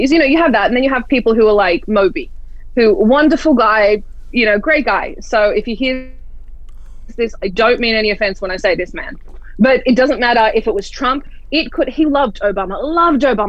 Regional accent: Australia; now in United States; I'm Australian, so I'm a foreigner

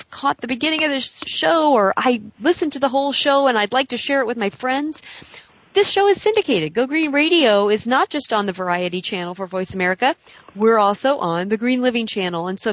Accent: Illinois, United States; now in California, United States; I am a California resident, I'm originally from Illinois

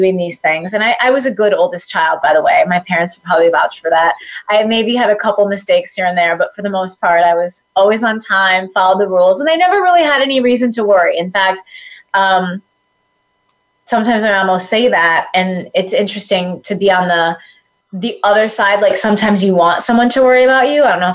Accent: Dubuque, Iowa, United States; I grew up in the Midwest, in Dubuque, Iowa

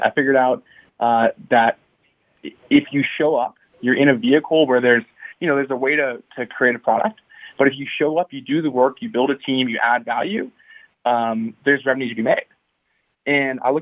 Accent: Canada; I'm from Canada

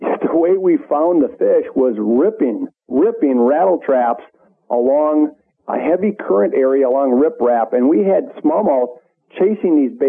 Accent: Minnesota, United States; I grew up in Minnesota where walleyes are king.

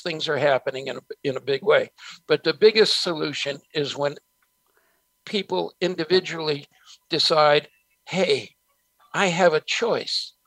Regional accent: San Francisco, California, United States; also born or lived in New Jersey; we moved from New Jersey to San Francisco, and I was a street kid in San Francisco till I hit high school.

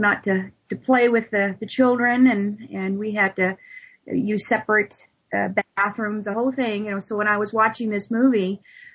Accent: the South, United States; moved away as an adult; now in Salem, United States; I was born and raised in the South

